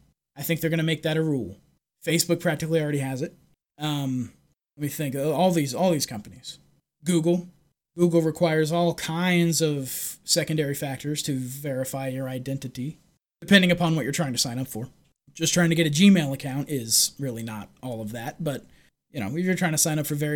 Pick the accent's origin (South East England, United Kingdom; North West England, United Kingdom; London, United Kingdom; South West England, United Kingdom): London, United Kingdom; from London, so I don't exactly trust what he has to say about free speech, but we'll see.